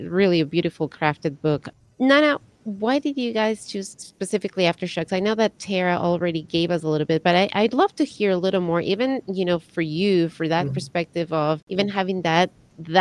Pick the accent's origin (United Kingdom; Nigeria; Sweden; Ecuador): Ecuador; now in United States; I was born and raised in Ecuador, but I was raised to a Colombian mother